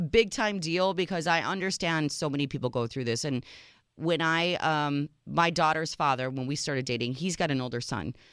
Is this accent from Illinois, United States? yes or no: yes; Chicago, Illinois, United States; moved away; my hometown, Chicago